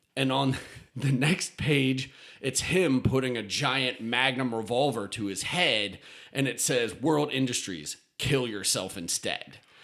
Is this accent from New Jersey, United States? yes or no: no; West Chester, Pennsylvania, United States; moved away as an adult; now in Austin, United States; growing up in Westchester